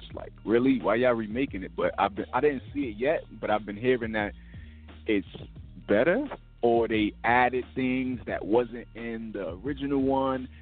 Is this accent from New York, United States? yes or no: yes; New York City, New York, United States; I'm from Brooklyn, New York